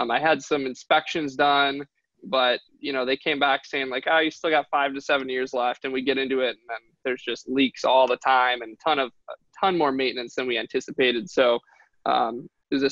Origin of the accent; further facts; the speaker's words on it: Detroit, Michigan, United States; I'm from Detroit. One of my goals is to kind of help rebuild the city of Detroit one day.